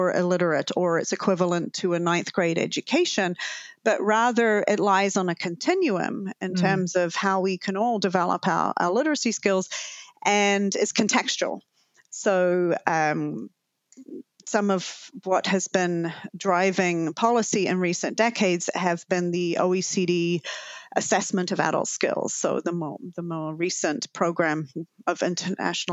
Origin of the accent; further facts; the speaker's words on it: New Zealand; now in Canada; as you can probably tell from my lingering accent, I'm originally from Aotearoa, New Zealand.